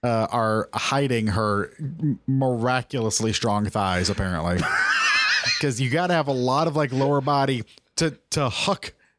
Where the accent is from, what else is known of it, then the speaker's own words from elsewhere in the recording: Midwest, United States; I'm from the Midwest. That's what we do. We don't have oceans to go to like fancy folk.